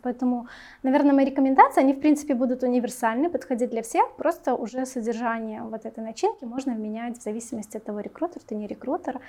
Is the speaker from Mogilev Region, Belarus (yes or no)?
no; Minsk, Belarus; Мне 28, я из города Минск